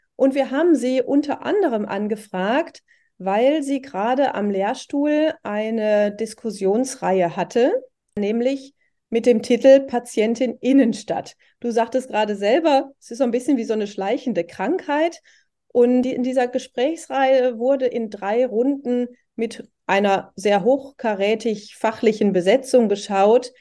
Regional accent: Oberhausen, North Rhine-Westphalia, Germany; ich komme ja aus Oberhausen, mitten im Ruhrgebiet

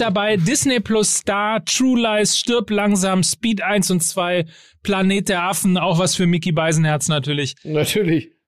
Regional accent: North Rhine-Westphalia, Germany; als Ostwestfale

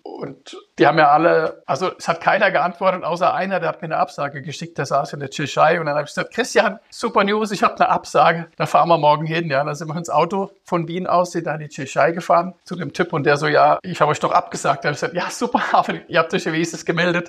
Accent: Rüsselsheim, Hesse, Germany; moved away as an adult; also born or lived in United States / Zurich; now in Vienna, Austria; Ich bin aus Rüsselsheim, aus Deutschland. Da bin ich geboren, hab dort, bin dort aufgewachsen

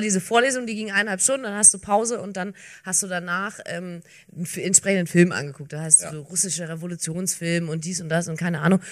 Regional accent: Bavarian Swabia, Germany; ich komme äh, ja gar nicht aus Franken, ich komme aus, aus Bayerisch-Schwaben

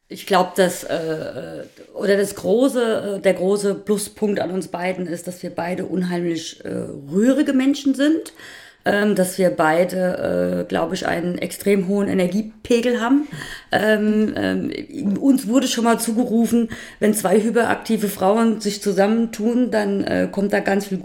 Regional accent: Hesse, Germany; Also ich bin gebürtige Rheingauerin. Ich bin äh, hier groß geworden

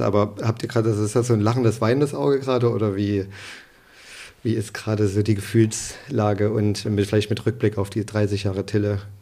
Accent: Leipzig, Saxony, Germany; Ich bin in Leipzig irgendwie geboren

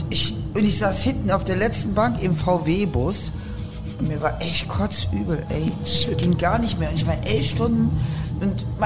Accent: Aachen, North Rhine-Westphalia, Germany; weil ähm, ich komme ja eigentlich aus Aachen und die Eifel

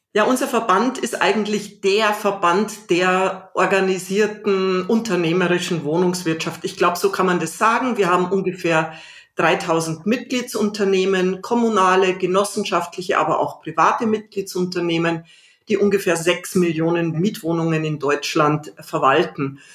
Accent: Salzburg, Austria; born or raised there; now in Berlin, Germany

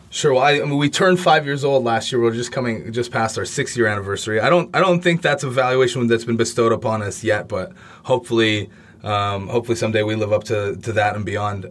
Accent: Canada; I'm from Canada

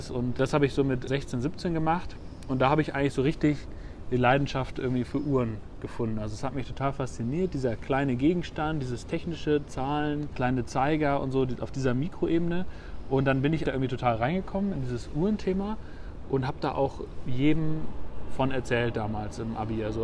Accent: Münster, North Rhine-Westphalia, Germany; ich komme ja aus, äh, aus Münster in Westfalen und da habe ich bei der Firma Meistersinger gearbeitet.

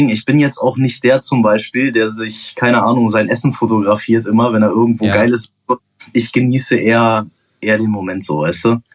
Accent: Portugal; now in Germany; Dann bin ich mit zwölf nach Portugal, habe da ein paar Jahre gelebt und weil dann du bin Portugiese bist. Weil ich halt Portugiese bin, genau. Und dann bin ich wieder nach Deutschland gekommen.

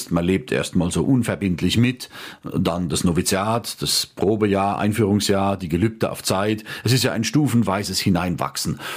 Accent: Rhineland-Palatinate, Germany; Sieben Kilometer von meinem Heimatort entfernt ist ein Konvent meiner Mitbrüder bis heute in Oggersheim bei Ludwigshafen am Rhein.

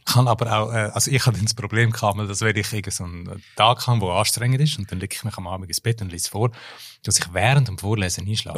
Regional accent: Graubünden, Switzerland; first language German; moved away; also born or lived in United States; aus meiner Heimatregion Graubünden

